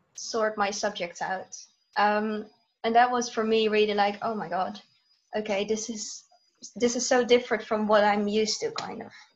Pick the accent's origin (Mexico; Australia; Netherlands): Netherlands; I live in the Netherlands. I'm back in the Netherlands now as well.